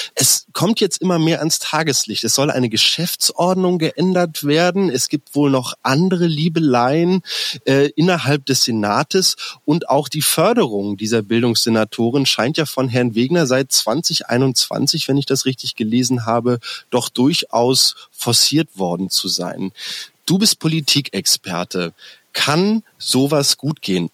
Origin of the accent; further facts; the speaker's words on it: Berlin, Germany; als Berliner